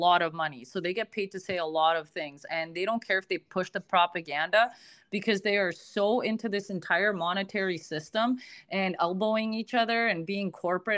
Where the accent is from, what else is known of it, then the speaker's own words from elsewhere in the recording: Canada; I'm Canadian.